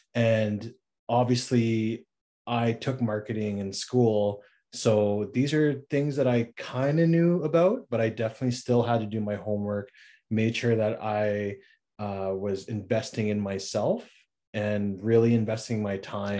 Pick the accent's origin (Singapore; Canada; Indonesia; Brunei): Canada; Regina, Saskatchewan; moved away as an adult; now in Victoria, Canada; I'm originally from Regina, Saskatchewan. That's where I was born and raised